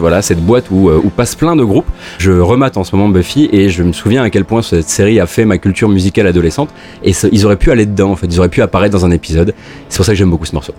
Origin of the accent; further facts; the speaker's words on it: Moselle, Grand Est, France; je viens de Moselle